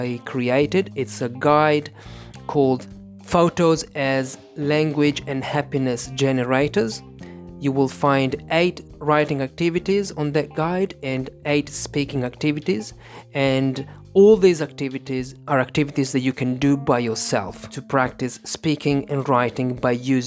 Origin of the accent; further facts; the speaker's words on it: Italy; English is a second language; I am an English teacher from Italy